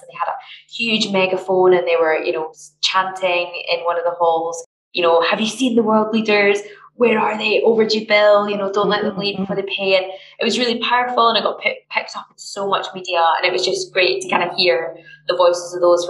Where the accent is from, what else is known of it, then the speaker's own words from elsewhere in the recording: Glasgow, Scotland, United Kingdom; I'm from Glasgow, work in Glasgow